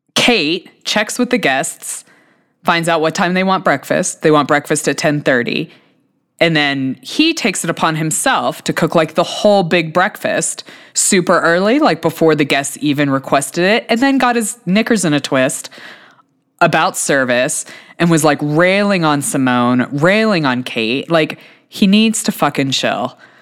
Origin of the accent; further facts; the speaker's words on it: United States; I'm an American